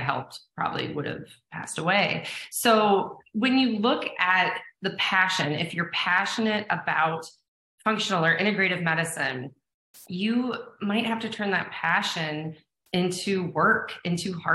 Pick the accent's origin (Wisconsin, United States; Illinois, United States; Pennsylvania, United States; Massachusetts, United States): Pennsylvania, United States; Erie; I grew up in Erie, Pennsylvania